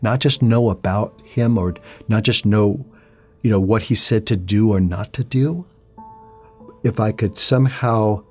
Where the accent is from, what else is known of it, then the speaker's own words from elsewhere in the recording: New York City, New York, United States; I'm originally from New York City. Grew up in a Jewish home